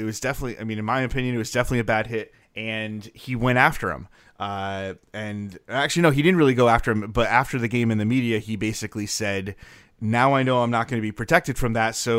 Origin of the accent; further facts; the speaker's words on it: Northeast, United States; Also, partially, I'm from the Northeast. We talk really fast, and I have to sometimes tell myself to slow down, which is fun.